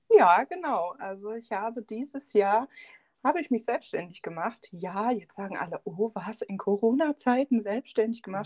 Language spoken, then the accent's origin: German; Siegen, North Rhine-Westphalia, Germany; moved away as an adult; now in Hindelang, Germany; ich bin eigentlich aus Nordrhein-Westfalen, um genau zu sein, aus Siegen